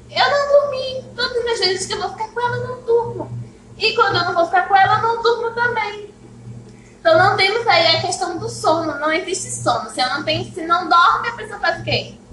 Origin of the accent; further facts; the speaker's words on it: Paraíba, Brazil; born there; é eu nasci na Paraíba. Só que ela veio pra cá.